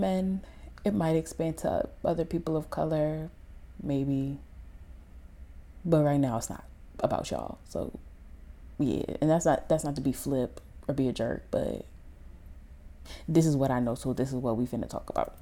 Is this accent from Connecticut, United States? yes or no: yes; Connecticut, United States; I'm a photographer, and I'm from Connecticut